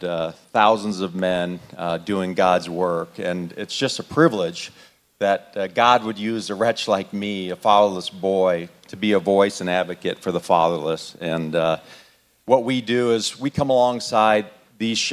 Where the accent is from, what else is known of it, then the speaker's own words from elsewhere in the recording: Arizona, United States; moved away; I was born and raised in Arizona